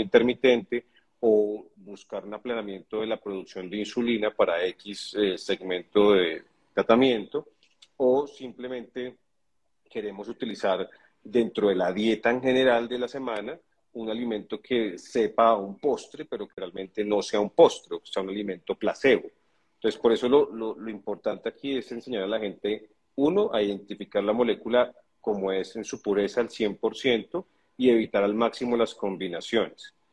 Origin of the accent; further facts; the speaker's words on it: Colombia; yo soy colombiano